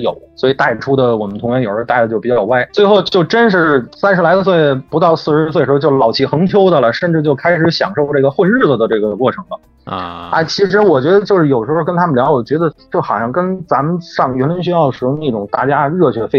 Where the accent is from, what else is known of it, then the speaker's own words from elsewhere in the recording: Beijing, China; also born or lived in Wuhan; 我是从什刹海边上涨起来的